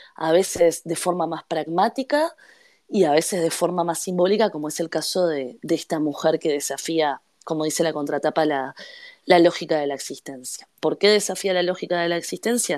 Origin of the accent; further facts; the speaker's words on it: Uruguay; habiendo nacido y crecido en Uruguay